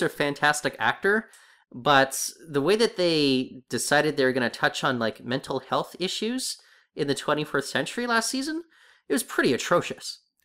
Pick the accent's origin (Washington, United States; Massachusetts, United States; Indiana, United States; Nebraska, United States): Washington, United States; Seattle; I grew up in Seattle